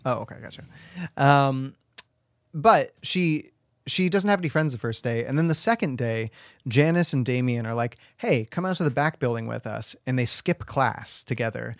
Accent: Washington, United States; I grew up in Washington, and Washington was this place where, like, legal age was technically sixteen

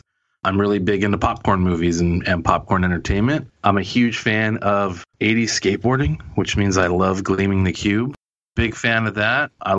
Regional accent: San Jose, California, United States; moved away as an adult; now in Los Angeles, United States; I'm from San Jose, California, and my hometown hero is Steve Caballero. I grew up watching him and the whole gang.

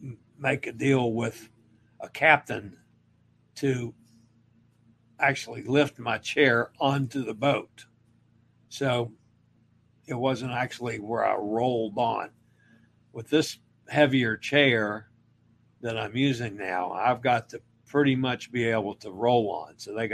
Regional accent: Maine, United States; I am from Maine. My family has always said the Maine lobsters are the best.

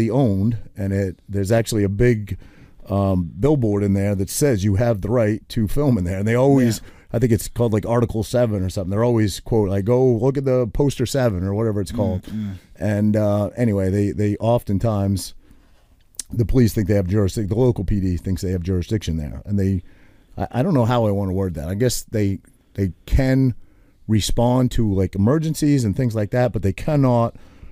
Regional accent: Maine, United States; now in New Jersey, United States; I'm not a Jerseyan because I grew up in Maine

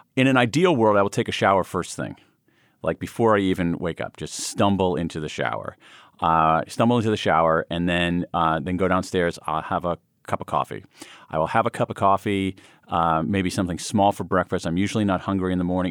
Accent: Central Ohio, United States; moved away; I grew up in Central Ohio

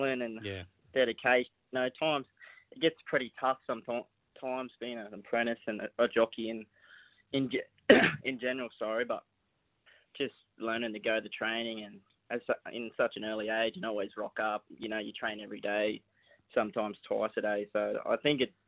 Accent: Landsborough, Queensland, Australia; also born or lived in Forbes, New South Wales; now in Toowoomba, Australia; I grew up on the Sunshine Coast in a little town called Lansborough

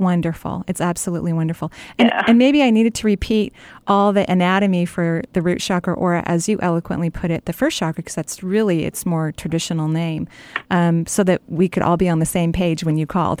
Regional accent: Seattle area, Washington, United States; born and raised here

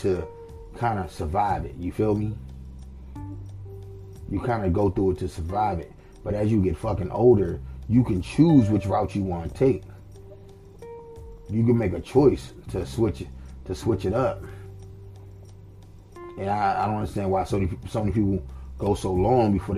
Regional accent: Washington, District of Columbia, United States; I'm from Southeast D.C.

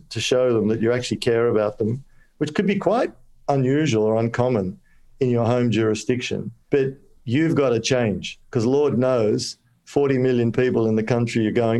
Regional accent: Kolkata, West Bengal, India; born there; I have, because I was born in Calcutta, so I can actually say this and my friends will understand.

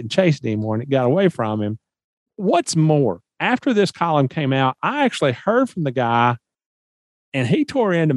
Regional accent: Nashville, Tennessee, United States; moved away; I'm from Nashville, Tennessee, originally

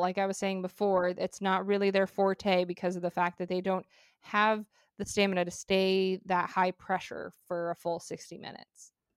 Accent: Arizona, United States; I'm a female and I'm from Arizona

